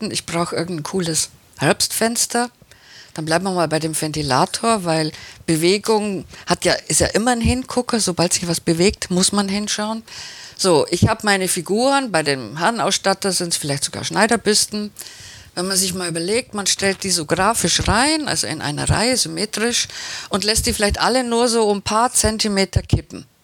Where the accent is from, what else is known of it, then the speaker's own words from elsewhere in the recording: Baden-Württemberg, Germany; Ich bin ja Schwäbin